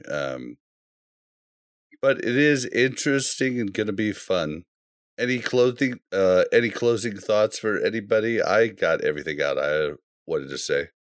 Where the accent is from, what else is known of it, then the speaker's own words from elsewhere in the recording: Kansas City, United States; I grew up in Kansas City and became a Chiefs fan